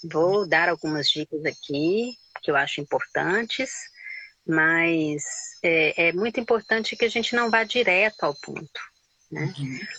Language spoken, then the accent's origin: Portuguese; Goiânia, Goiás, Brazil; moved away as an adult; also born or lived in Pirenópolis; now in Pará, Brazil; Nasci, me criei em Goiânia